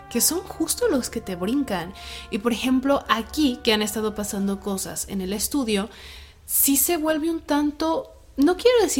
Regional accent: Tala, Jalisco, Mexico; Soy de Tala, Jalisco, México.

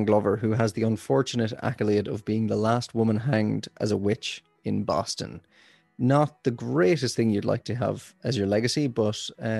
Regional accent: Ireland; I'm from Ireland

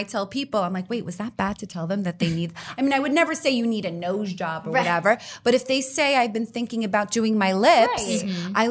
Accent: New Jersey, United States; we're from Jersey

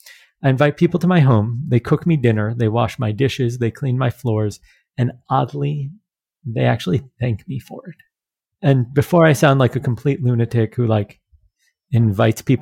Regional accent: United States; I'm American.

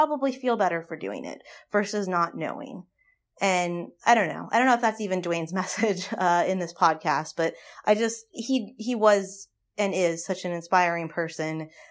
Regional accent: Los Angeles, California, United States; now in New Orleans, United States; I'm from Los Angeles. I live in New Orleans.

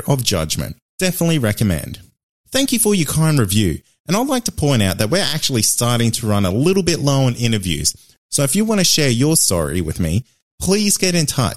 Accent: Queensland, Australia; here in my home state of Queensland

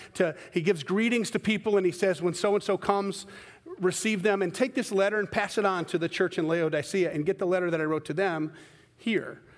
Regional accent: Scotland, United Kingdom; I'm a Scotman, I'm a Scottish guy

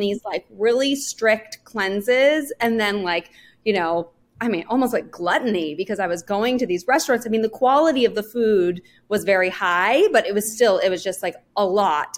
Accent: Northern California, United States; I grew up in Northern California.

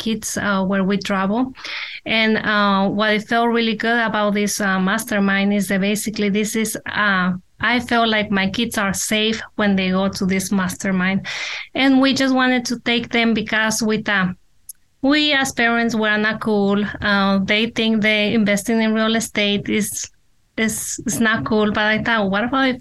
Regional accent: Mexico; now in United States; me and Omar, we were born in Mexico. We grew up there. We came here. Our parents brought us here

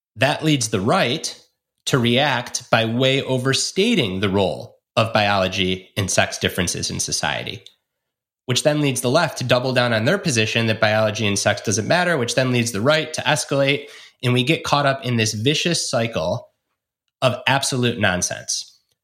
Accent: Michigan, United States; my home state of Michigan

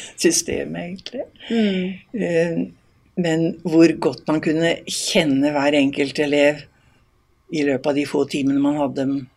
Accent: Eastern Norway, Norway; now in Voss, Norway; Som østlending

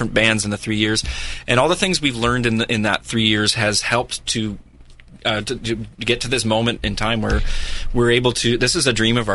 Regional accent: Niagara, Ontario, Canada; I was born and raised in Niagara

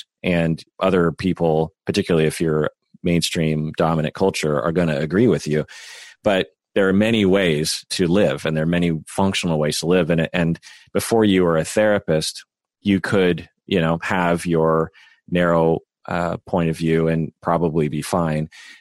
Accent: United States; I'm Japanese American

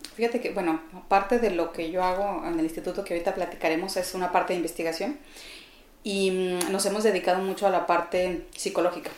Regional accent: Chihuahua, Mexico; born or raised there; moved away as an adult; also born or lived in Ciudad Juárez, Chihuahua; now in Mexico City, Mexico

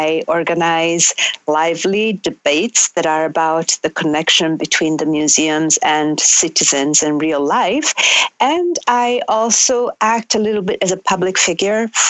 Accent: Milan, Lombardy, Italy; moved away as an adult; also born or lived in Sardinia / Ferrara; now in New York, United States; growing up in Milan, Italy

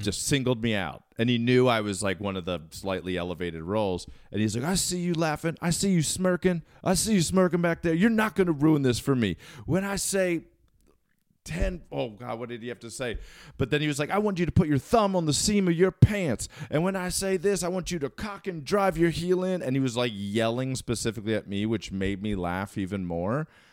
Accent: Towson, Maryland, United States; moved away as an adult; I am born and raised Maryland, and I left, uh, around two thousand to go to college

